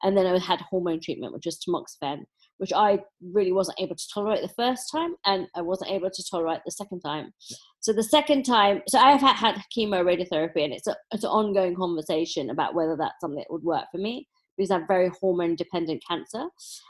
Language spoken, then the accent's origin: English; London, United Kingdom; I was born in Dulwich.